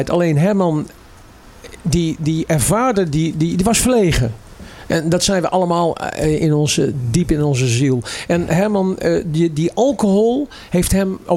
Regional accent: Amsterdam, North Holland, Netherlands; we komen uit Amsterdam Koos. Ja, allebei.

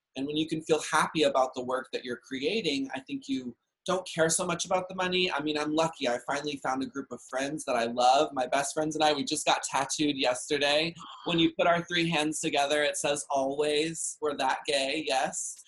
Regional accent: Dallas, Texas, United States; I grew up in Dallas, Texas

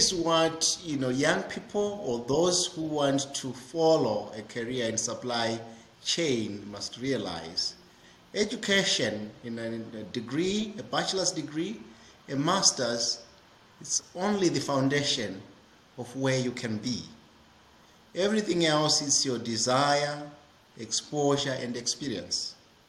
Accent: Zimbabwe; moved away as an adult; also born or lived in Scotland; I was born in Zimbabwe, and I'm still Zimbabwean, even though I've lived in 23 countries in Africa, doing supply chain and pharmacy and public health.

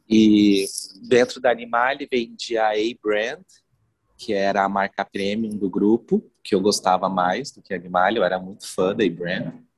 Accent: Foz do Iguaçu, Paraná, Brazil; moved away as an adult; now in Curitiba, Brazil; eu sou de Foz do Iguaçu, moro em Curitiba fazem 15 anos. Eu vim fazer faculdade de moda aqui

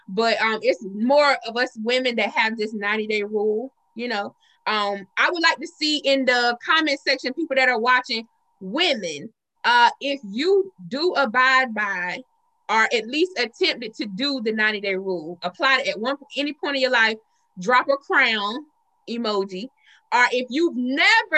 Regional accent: the South, United States; we're from the South

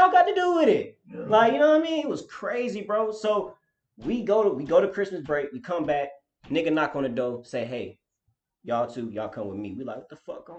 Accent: Durham, North Carolina, United States; I grew up, was raised in Durham

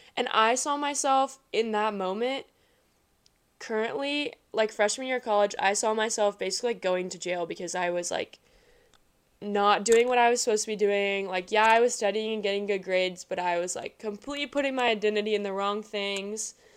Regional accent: Kansas City, United States; I am from Kansas City

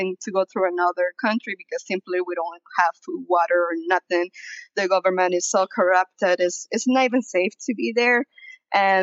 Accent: South Florida, United States; also born or lived in Venezuela; now in Denver, United States; I was raised in South Florida, now I live in Denver

